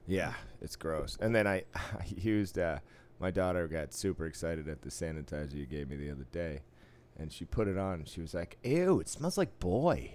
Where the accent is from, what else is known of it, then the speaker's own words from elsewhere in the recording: East Coast, United States; moved away; growing up on the East Coast